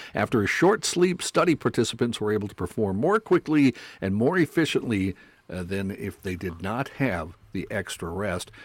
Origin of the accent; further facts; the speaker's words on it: North Dakota, United States; I did not grow up on a farm or near a farm, even though I grew up in North Dakota.